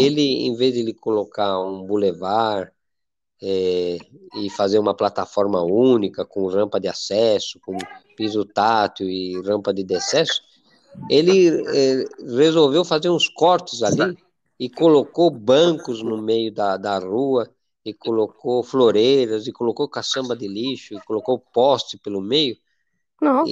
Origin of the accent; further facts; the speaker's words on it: Spain; now in Brazil; eu sou espanhol